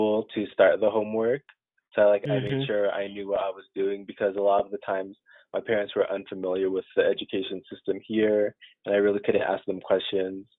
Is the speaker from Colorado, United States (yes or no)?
yes; Colorado, United States; moved away as an adult; also born or lived in Sudan; now in Syracuse, United States; I grew up in Colorado for most of my life